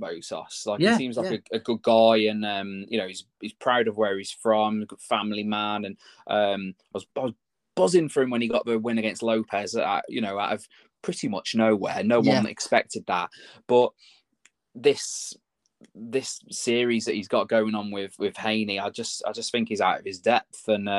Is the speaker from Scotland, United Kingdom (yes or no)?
no; Telford, West Midlands, United Kingdom; From my hometown